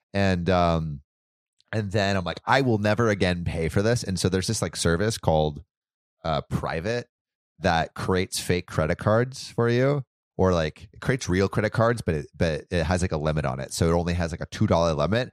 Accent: United States

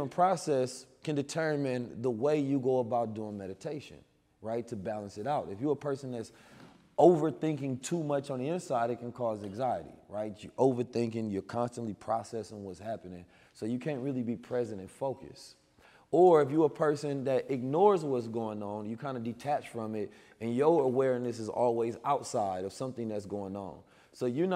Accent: United States; also born or lived in Oakland, California / St. Louis, Missouri; I grew up in Oakland and St. Louis

